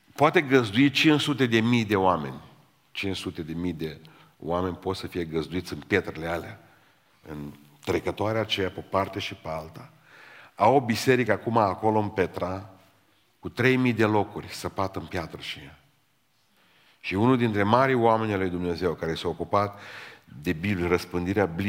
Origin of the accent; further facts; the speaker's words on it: Romania; suntem români, români